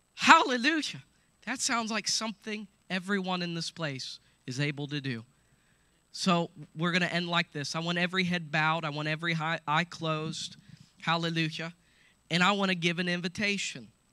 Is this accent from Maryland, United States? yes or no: no; Coshocton, Ohio, United States; I'm from Coshocton, so just so you know, I'm not religious, I'm just me. And so I was born and raised here